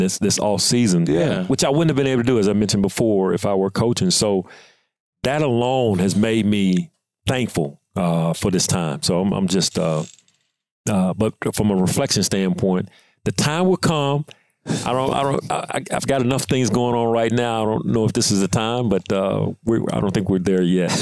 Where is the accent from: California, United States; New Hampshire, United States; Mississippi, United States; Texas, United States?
Mississippi, United States; we're both being from Mississippi